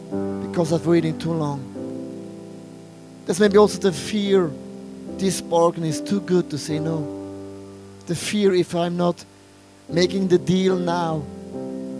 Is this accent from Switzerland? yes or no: yes; Buch, St. Gallen, Switzerland; English is a second language; moved away; also born or lived in Zurich / Wallisellen; since I'm a little boy, I'm coming from Buch St. Gallen